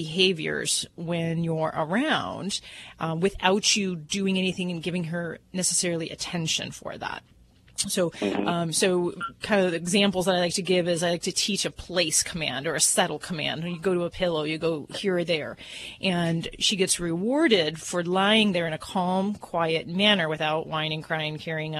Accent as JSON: {"language": "English", "town": "Hammond", "region": "Indiana", "country": "United States", "said": "I come from the Hammond area, Hammond, Munster, Indiana."}